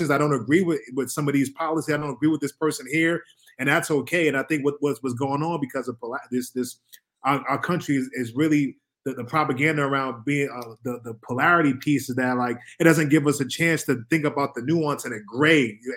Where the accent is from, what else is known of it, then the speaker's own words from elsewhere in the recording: New York City, New York, United States; moved away; also born or lived in Boston / Virginia / California; I'm from New York City, I'm from Harlem, New York